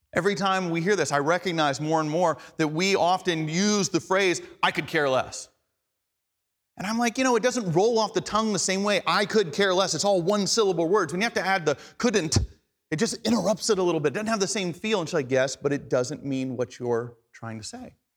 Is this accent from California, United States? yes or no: no; Atlanta, Georgia, United States; first language English; the English I grew up speaking in Atlanta, Georgia